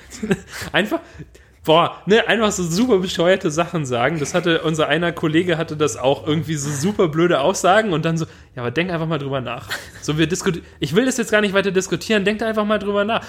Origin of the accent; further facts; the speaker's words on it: Swabia, Germany; als Schwabe